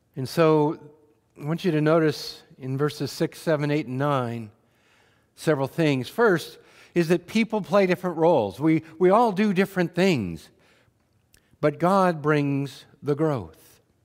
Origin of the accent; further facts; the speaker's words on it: Wheatland County, Montana, United States; I had the, the privilege of growing up in Wheatland County, Montana